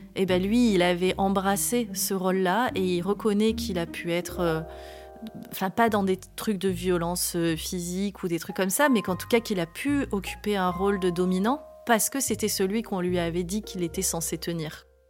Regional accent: Var, Provence-Alpes-Côte d'Azur, France; je suis née dans le Var en 1979

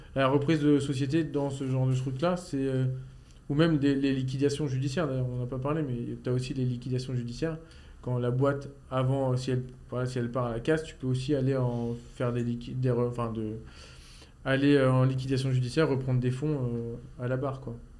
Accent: Normandy, France; je viens de Normandie

